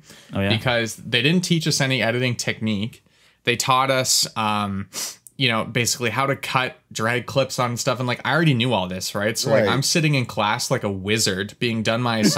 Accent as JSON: {"language": "English", "region": "New Jersey", "country": "United States", "said": "I'm from New Jersey"}